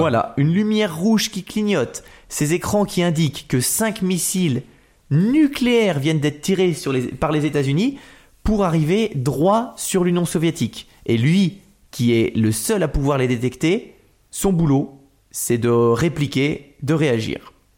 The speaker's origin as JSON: {"language": "French", "town": "Nantes", "region": "Pays de la Loire", "country": "France", "moved": "yes", "said": "je suis Nantais à la base."}